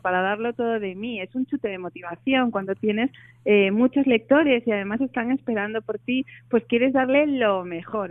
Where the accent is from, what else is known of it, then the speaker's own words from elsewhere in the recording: Oviedo, Asturias, Spain; moved away as an adult; now in Madrid, Spain; yo soy de Oviedo, nací aquí y viví aquí hasta los 18 años, me fui a estudiar allí